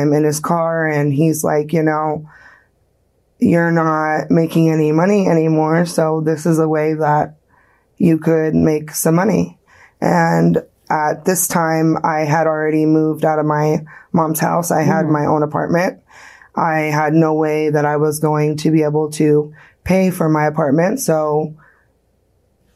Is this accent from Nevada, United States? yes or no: yes; Las Vegas, Nevada, United States; I was born right here in Las Vegas, Nevada